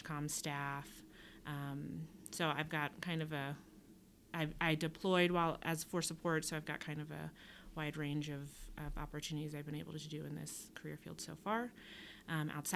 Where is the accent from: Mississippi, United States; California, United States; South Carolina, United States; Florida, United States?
South Carolina, United States; Charleston; I am originally from Charleston, South Carolina